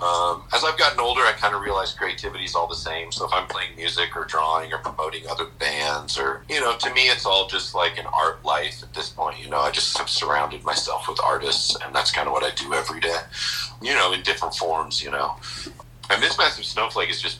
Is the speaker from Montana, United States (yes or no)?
yes; Billings, Montana, United States; moved away as an adult; also born or lived in San Diego, California / Portland, Oregon; I'm from Billings here. And I had moved in 1988. I graduated high school in 1988